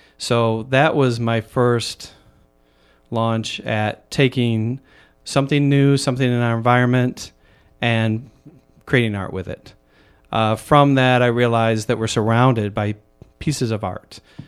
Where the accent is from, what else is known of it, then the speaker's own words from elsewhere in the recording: Michigan, United States; now in Chicago, United States; I've lived here now for about 35 years. And I grew up in Michigan, so the Midwest.